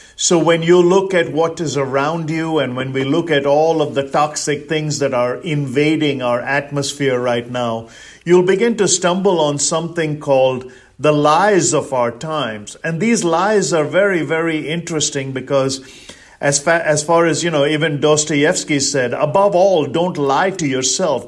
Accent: India; now in United States; I'm originally from India. That makes me an Indian

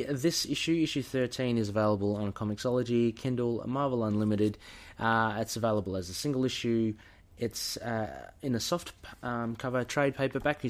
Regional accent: Australia; we're Aussie

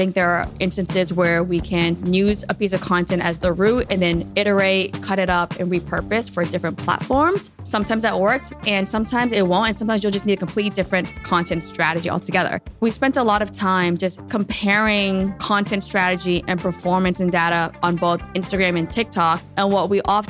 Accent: Boston, Massachusetts, United States; I'm a first-generation Vietnamese American born and raised in Boston, Massachusetts

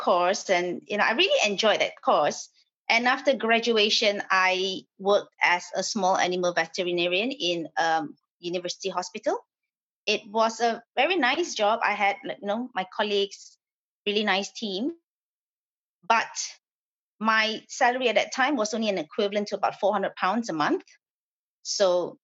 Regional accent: Malaysia; moved away as an adult; I was born and I grew up in Malaysia.

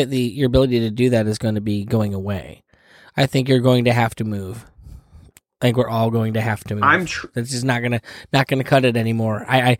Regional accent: Finger Lakes, New York, United States; moved away; they're talking about the Finger Lakes area, and I'm like, home.

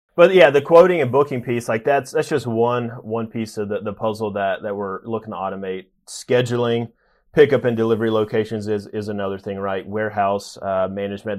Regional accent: a town just north of Nashville, Tennessee, United States; moved away as an adult; also born or lived in Knoxville, Tennessee; now in New York, United States; grew up in a town just north of Nashville, about 30 minutes, and spent the majority of my life in, in Tennessee

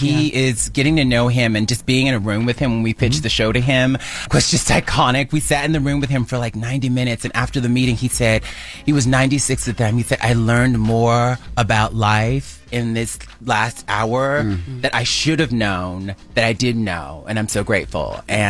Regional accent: Mobile, Alabama, United States; It's set in my hometown of Mobile, Alabama.

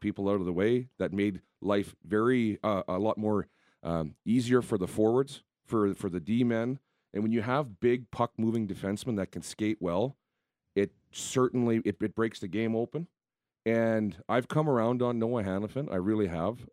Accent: Southern Manitoba, Canada; played in some rinks as a kid growing up in Southern Manitoba

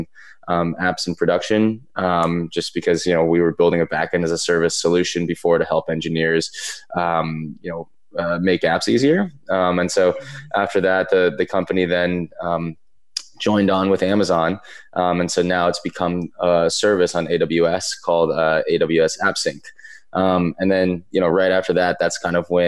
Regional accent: East Coast, United States; moved away; growing up on the East Coast

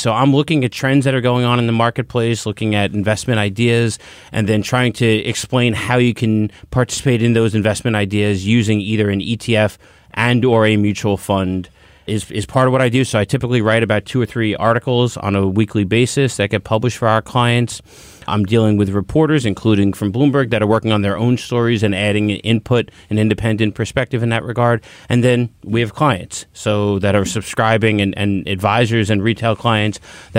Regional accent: New York, United States; I'm a New Yorker.

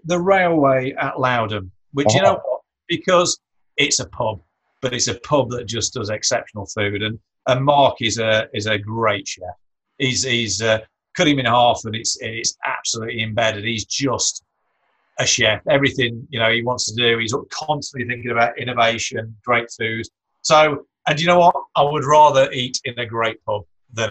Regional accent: Ashbourne, East Midlands, United Kingdom; my hometown of Ashbourne

